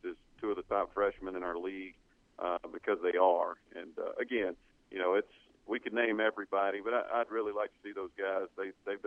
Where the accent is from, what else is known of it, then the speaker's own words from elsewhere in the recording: Mississippi, United States; I'm from Mississippi